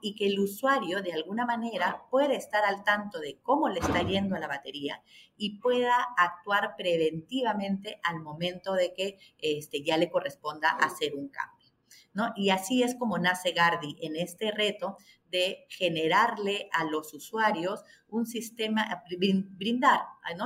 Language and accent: Spanish; Peru